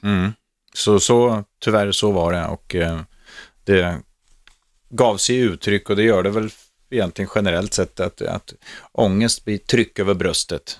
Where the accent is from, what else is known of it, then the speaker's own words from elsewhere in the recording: Norrköping, Östergötland, Sweden; also born or lived in Stockholm; Jag var ju själv från Norrköping